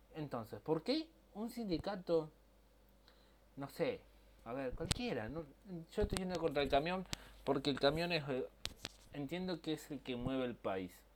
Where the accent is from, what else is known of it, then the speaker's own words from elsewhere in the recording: Argentina; De como argentino que soy y amo mi país.